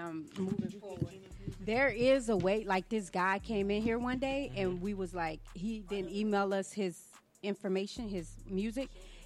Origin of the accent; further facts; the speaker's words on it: Washington, District of Columbia, United States; I'm from Washington, D.C., Southeast.